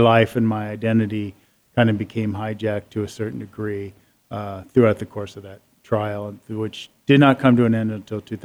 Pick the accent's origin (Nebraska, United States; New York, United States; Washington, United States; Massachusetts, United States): Washington, United States; Seattle; I grew up in Seattle